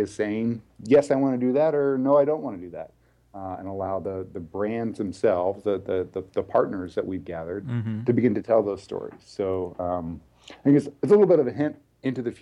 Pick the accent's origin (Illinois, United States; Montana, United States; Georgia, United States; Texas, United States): Texas, United States; moved away as an adult; now in Bay Area, United States; I'm originally from Texas. Knew I wanted to be out here in the Bay Area at a pretty early